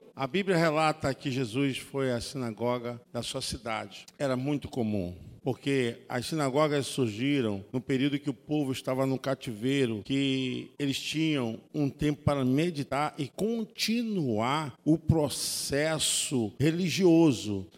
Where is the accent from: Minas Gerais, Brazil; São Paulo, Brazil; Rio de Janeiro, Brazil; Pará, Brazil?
Rio de Janeiro, Brazil; Nilópolis; minha terra é lá